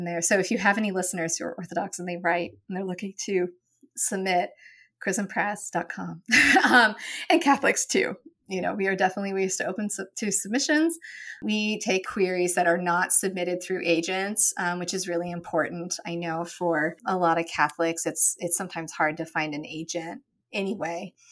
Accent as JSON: {"language": "English", "region": "Western Oregon", "country": "United States", "tie": "born or raised there", "also_born_or_lived": "Annapolis, Maryland", "moved": "as an adult", "said": "I grew up in Oregon and in Western Oregon, where insects are very small"}